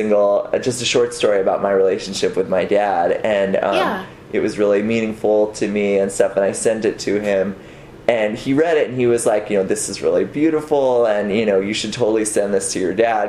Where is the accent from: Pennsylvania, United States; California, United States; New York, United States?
California, United States; Marin; born or raised there